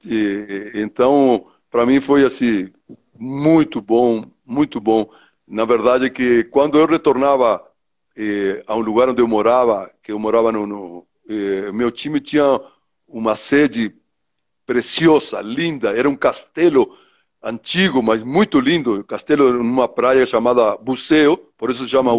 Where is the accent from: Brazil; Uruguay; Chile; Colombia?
Uruguay; Treinta y Tres; moved away; eu sou do interior do Uruguai, minha cidade chama 33, né? É uma cidade da zona leste do Uruguai, próximo de uma fronteira com o Brasil